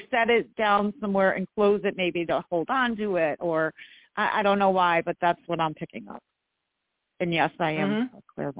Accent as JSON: {"language": "English", "town": "New York City", "region": "New York", "country": "United States", "said": "I'm from the city, though."}